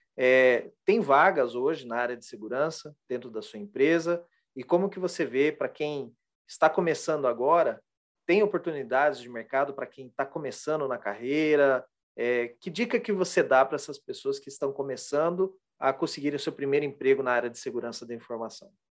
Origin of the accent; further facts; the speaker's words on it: Londrina, Paraná, Brazil; Eu também sou de, de Londrina, do Paraná